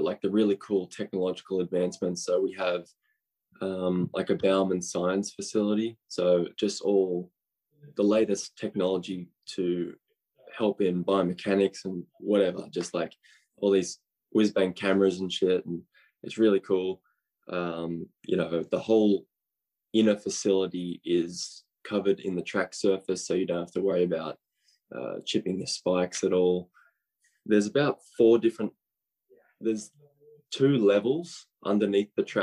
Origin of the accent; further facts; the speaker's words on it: Australia; now in United States; I'm Australian